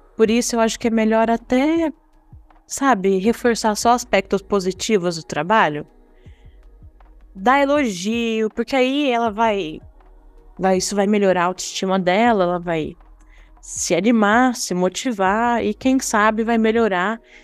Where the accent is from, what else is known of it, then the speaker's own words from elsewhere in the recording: Brazil; nós, enquanto brasileiros